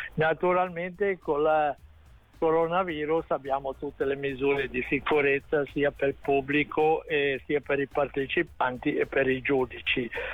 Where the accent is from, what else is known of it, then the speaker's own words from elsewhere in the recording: Ascona, Ticino, Switzerland; sono di Ascona